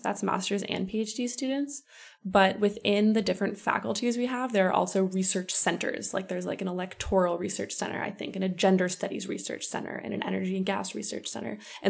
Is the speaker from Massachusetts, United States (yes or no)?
no; Los Angeles, California, United States; moved away as an adult; now in St. Petersburg, Russia; from Los Angeles, living in St. Petersburg. And I got here a year ago